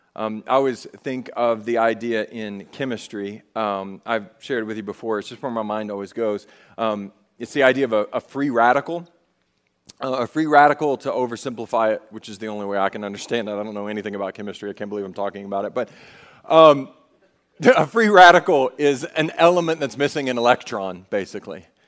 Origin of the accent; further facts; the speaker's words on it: the South, United States; We're from the South.